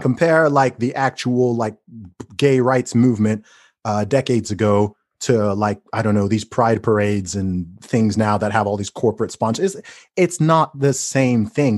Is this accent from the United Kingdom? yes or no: yes; United Kingdom; as a British person